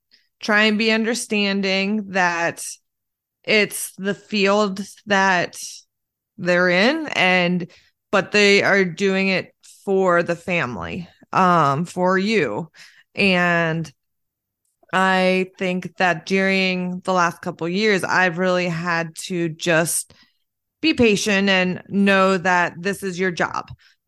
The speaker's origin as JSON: {"language": "English", "town": "Lancaster", "country": "United States", "tie": "born or raised there", "said": "I definitely feel like I grew up in Lancaster, and it's very like, you kind of not keep to yourself"}